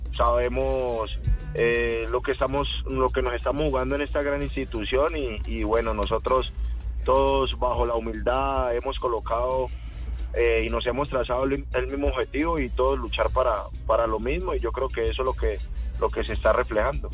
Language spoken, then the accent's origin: Spanish; Cali, Valle del Cauca, Colombia; yo hice Terrón Colorado